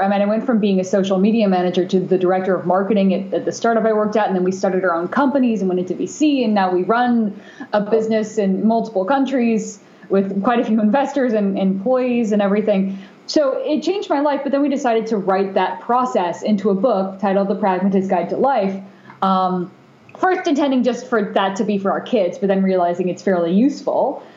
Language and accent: English; Bay Area, California, United States; also born or lived in Japan; growing up in the Bay Area